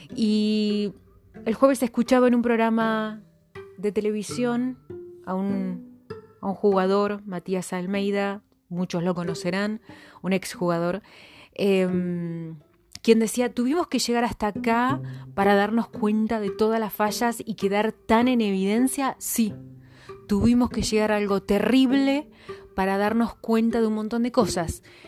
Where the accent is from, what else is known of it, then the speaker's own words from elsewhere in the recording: Argentina; somos Argentina, familias numerosas